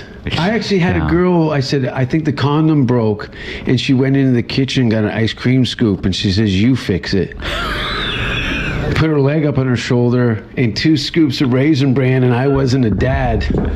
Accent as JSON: {"language": "English", "town": "Hamilton", "region": "Ontario", "country": "Canada", "tie": "born or raised there", "moved": "as an adult", "lives_now": "United States", "said": "I grew up in a real shithole. It's called Hamilton."}